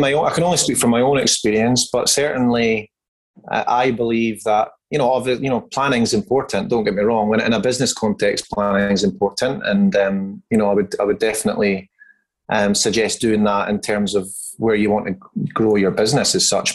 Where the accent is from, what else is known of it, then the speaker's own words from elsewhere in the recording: Scotland, United Kingdom; moved away as an adult; now in Perth, Australia; I hail from Scotland. I've been living in Perth, Western Australia for now just over 15 years.